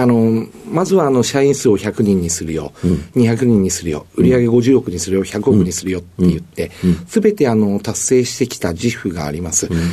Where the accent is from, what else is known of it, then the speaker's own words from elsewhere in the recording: Tokyo, Japan; 東京台東区の蔵前になります